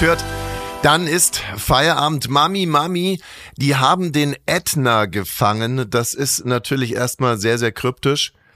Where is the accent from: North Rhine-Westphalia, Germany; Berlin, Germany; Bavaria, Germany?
Bavaria, Germany; Ammersee; aufgewachsen am Ammersee